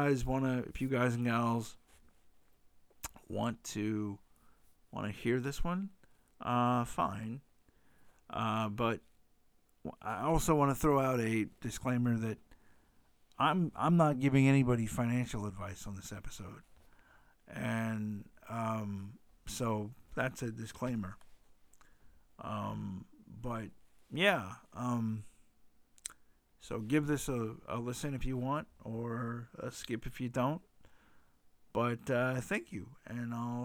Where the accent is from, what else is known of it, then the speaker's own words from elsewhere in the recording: United States; I am an American